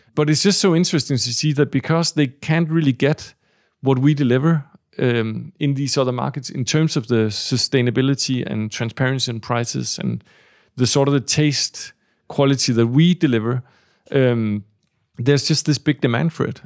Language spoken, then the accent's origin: English; Denmark; the three of us, uh, are from Denmark